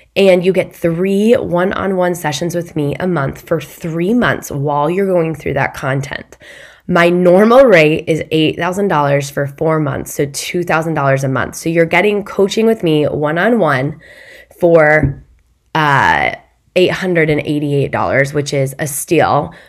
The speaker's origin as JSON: {"language": "English", "region": "Midwest", "country": "United States", "said": "I'm from the Midwest"}